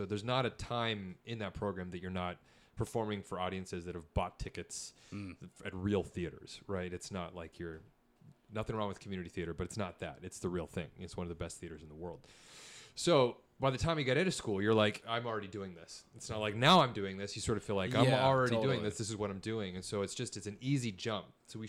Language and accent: English; Utah, United States; You know, we're from Utah, and I like being able to get back home when I can.